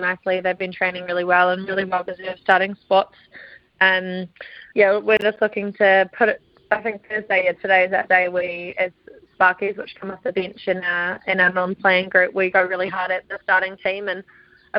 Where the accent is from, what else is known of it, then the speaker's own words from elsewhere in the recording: South Island, New Zealand; I come from the South Island, so I feel pretty at home down here.